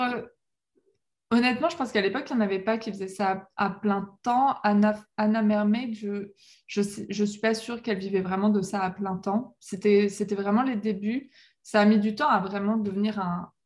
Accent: La Rochelle, Nouvelle-Aquitaine, France; je suis née à La Rochelle au bord, de la mer

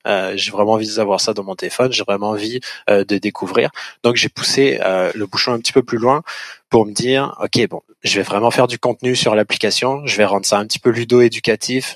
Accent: France; moved away as an adult; now in Montreal, Canada; on se forme sur le vin au Québec quand on est français

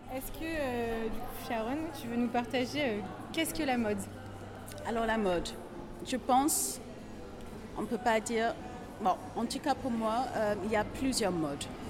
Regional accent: England, United Kingdom; French is a second language; moved away; je suis anglaise

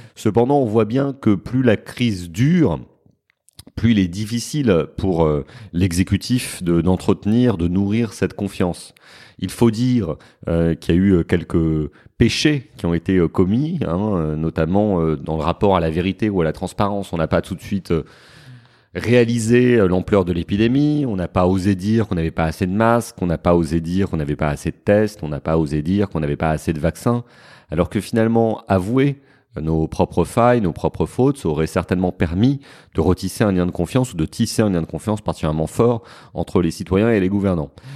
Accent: Paris, Île-de-France, France; je suis parisien

